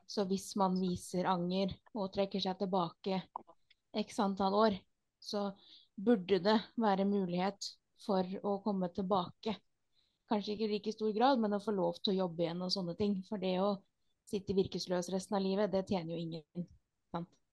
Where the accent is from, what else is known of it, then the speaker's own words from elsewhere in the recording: Norway; Vi er jo nordmenn